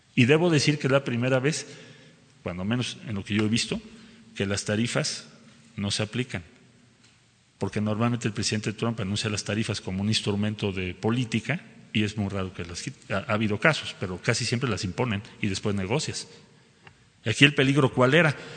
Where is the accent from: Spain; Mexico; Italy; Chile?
Mexico